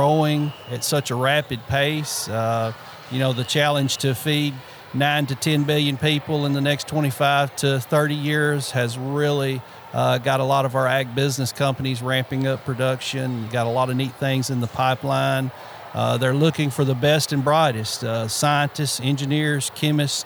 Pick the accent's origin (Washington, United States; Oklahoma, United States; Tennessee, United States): Tennessee, United States; Obion County; I was raised right here in Obion County